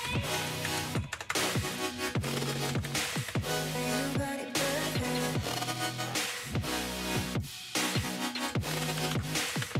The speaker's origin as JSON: {"language": "English", "country": "United Kingdom", "said": "I'm British"}